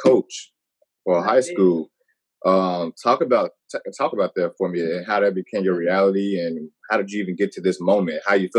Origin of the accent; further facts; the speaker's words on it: Gary, Indiana, United States; Growing up in the Gary area, man, you know, I played baseball